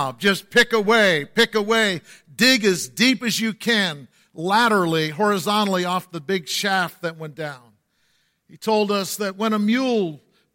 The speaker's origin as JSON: {"language": "English", "area": "Scranton area", "region": "Pennsylvania", "country": "United States", "tie": "born or raised there", "said": "God moved in my hometown. My hometown was predominantly Catholic at that time"}